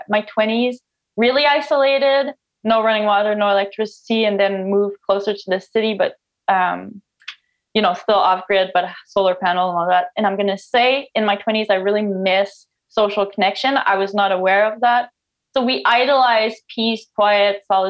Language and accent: English; Canada; first language French; English is a second language; now in Newfoundland, Canada; I'm a French Canadian, I guess. So English is not my first language